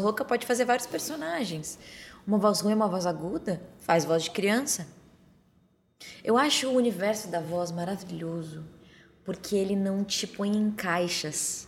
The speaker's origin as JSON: {"language": "Portuguese", "town": "Torres", "region": "Rio Grande do Sul", "country": "Brazil", "tie": "born or raised there", "moved": "yes", "said": "Aí eu fui pro sul, né, onde eu, a casa onde eu me criei, para Torres, no litoral do Rio Grande do Sul"}